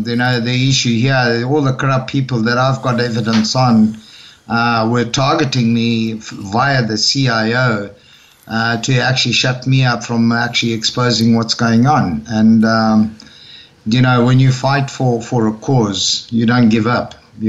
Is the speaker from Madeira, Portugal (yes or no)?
yes; Madeira, Portugal; born there; also born or lived in Zimbabwe; And because I was born in Madeira, I'm a Portuguese citizen, so I came to Portugal